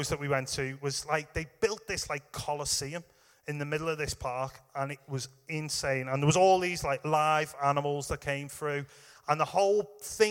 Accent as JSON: {"language": "English", "region": "England", "country": "United Kingdom", "said": "we're English."}